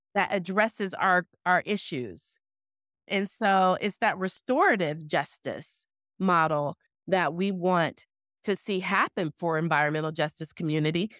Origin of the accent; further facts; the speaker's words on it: Owasso, Oklahoma, United States; when I was growing up in Oklahoma, in that small town of Owasso